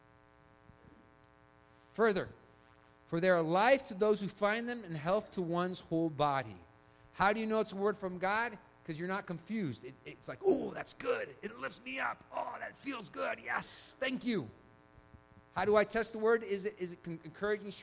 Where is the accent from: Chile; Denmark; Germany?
Chile; I was born in Chile